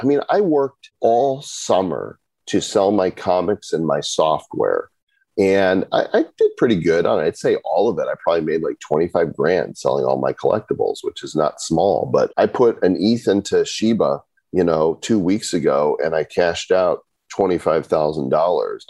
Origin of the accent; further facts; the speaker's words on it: Northbrook, Illinois, United States; I grew up in Northbrook Court